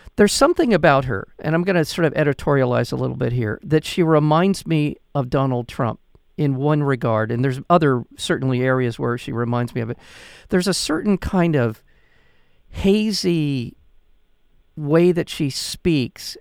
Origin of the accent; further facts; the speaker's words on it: United States; as an American